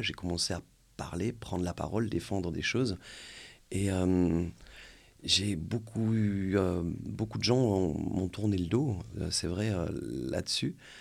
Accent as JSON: {"language": "French", "country": "France", "said": "chez nous en France"}